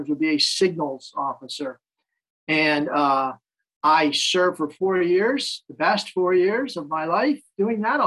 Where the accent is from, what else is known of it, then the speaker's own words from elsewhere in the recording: New York City, New York, United States; now in Warsaw, Poland; I'm from New York City originally